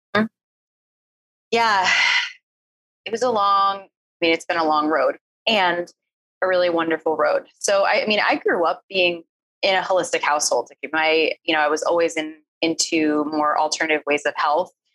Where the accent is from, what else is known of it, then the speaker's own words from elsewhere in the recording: East Coast, United States; moved away; I was from the East Coast. I grew up in a place where like we didn't really cry very often